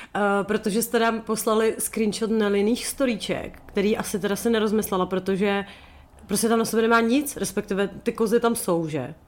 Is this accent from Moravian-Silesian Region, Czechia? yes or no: no; Sokolov, Karlovy Vary Region, Czechia; To je moje rodiště.